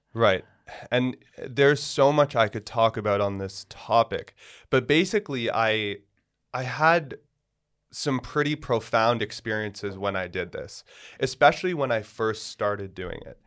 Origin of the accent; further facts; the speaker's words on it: Toronto, Ontario, Canada; moved away; I grew up in Toronto